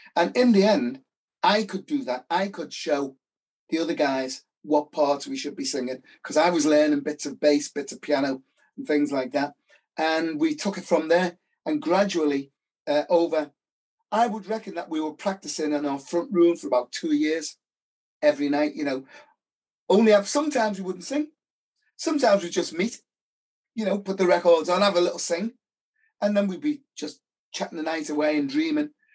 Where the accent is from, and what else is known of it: England, United Kingdom